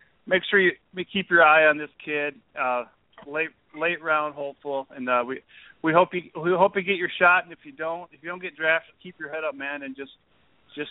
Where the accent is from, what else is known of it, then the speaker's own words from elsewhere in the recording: South Dakota, United States; I was born and raised in South Dakota